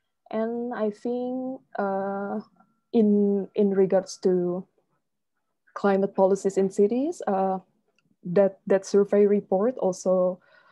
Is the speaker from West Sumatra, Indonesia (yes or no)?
no; Jakarta, Indonesia; now in Singapore; my hometown, Jakarta